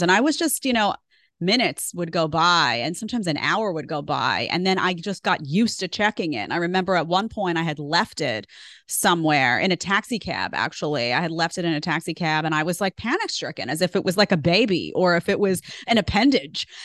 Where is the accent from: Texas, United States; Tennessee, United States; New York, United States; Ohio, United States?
New York, United States; New York City; moved away as an adult; also born or lived in Manhattan; now in Florida, United States; I grew up in Staten Island